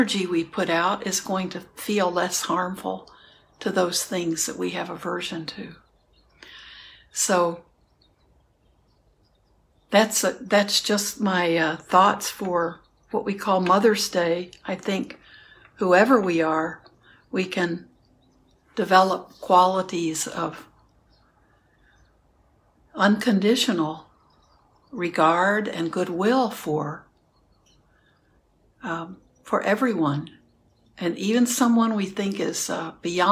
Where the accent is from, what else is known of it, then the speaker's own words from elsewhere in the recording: Houston, Texas, United States; I grew up in Houston, so there are cockroaches